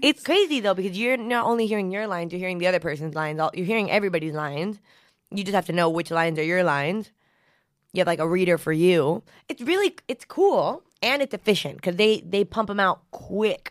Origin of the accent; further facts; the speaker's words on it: United States; accent: American; also born or lived in Argentina; My dad's Venezuelan and my mom's Mexican, and I grew up in the United States